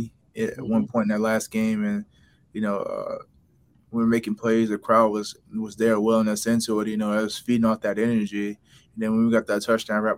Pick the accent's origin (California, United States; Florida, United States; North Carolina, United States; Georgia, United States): Florida, United States; moved away; I'm from Florida